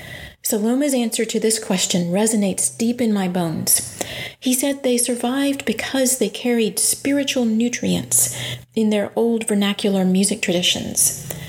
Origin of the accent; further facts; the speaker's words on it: Livingston, Alabama, United States; I grew up in Livingston, not far from Perry County